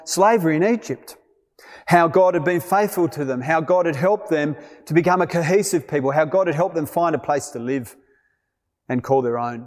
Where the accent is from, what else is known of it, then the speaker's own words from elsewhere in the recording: Australia; moved away as an adult; also born or lived in Malawi; As an Australian working among the Yao in Malawi